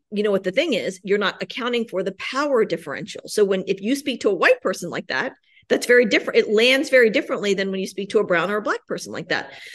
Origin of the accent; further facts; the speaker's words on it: Richmond, Virginia, United States; moved away as an adult; also born or lived in New York / Washington, D.C. / Denver; now I'm back in Richmond, my hometown